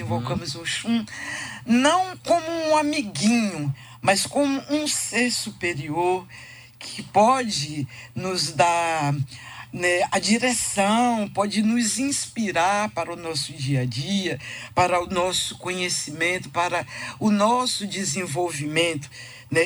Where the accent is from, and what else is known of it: Bahia, Brazil; born or raised there; also born or lived in Tijuca, Rio de Janeiro, Brazil